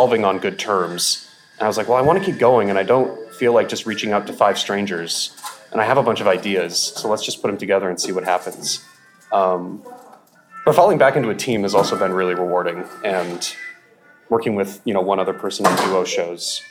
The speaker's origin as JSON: {"language": "English", "region": "rural Alaska", "country": "United States", "tie": "born or raised there", "moved": "yes", "lives_now": "Seattle, United States", "said": "I grew up in rural Alaska."}